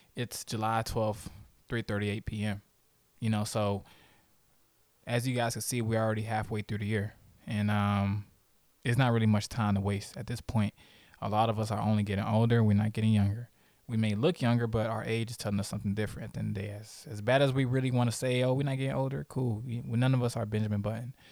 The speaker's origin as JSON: {"language": "English", "country": "Haiti", "said": "I'm Haitian."}